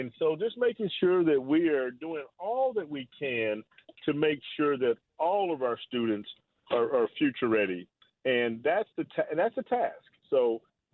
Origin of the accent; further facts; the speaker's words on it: Wichita, Kansas, United States; moved away as an adult; also born or lived in Atlanta, Georgia / Chicago, Illinois / St. Louis, Missouri / Milwaukee, Wisconsin; my hometown